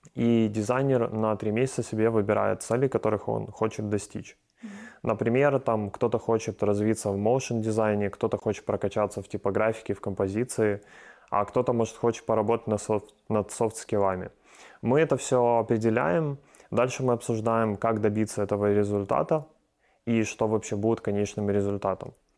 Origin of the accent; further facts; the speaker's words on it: Ukraine; здесь у нас в Украине